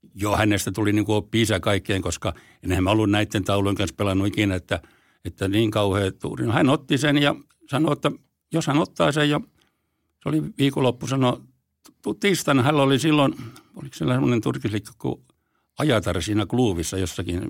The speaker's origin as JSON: {"language": "Finnish", "town": "Forssa", "region": "Tavastia Proper", "country": "Finland", "tie": "born or raised there", "also_born_or_lived": "Helsinki", "said": "Forssan olen syntynyt, takaisin syntynyt Helsingissä, mutta mä taisin olla sellainen vaikea tapaus, niin mä kävin täällä vaan tulemassa rääkäsemässä ja sitten muutin Forssaan ihan siellä, että olen forssalainen"}